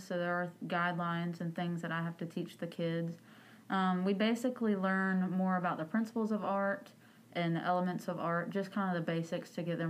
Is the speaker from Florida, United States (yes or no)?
no; New Bern, North Carolina, United States; I'm actually born and raised in Craven County. Grew up in New Bern, so I'm a native.